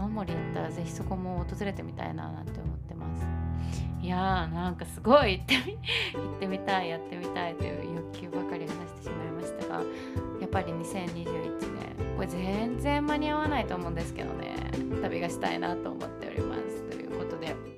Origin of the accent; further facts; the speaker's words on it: Chūgoku region, Japan; moved away as an adult; now in Kanto, Japan; 関東上京してからしてこう初めて東日本に住んだんですけどそれまで22年間ずっと中国 地方に住んでいた